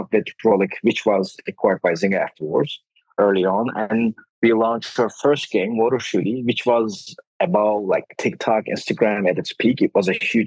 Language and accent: English; Denizli, Turkey; moved away as an adult; also born or lived in New York, United States; I met my current co-founders, Ahmet and Osman, in Denizli, which is my hometown